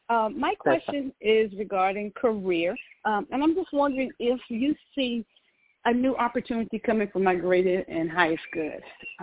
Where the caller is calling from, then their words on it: Georgia, United States; calling from Georgia.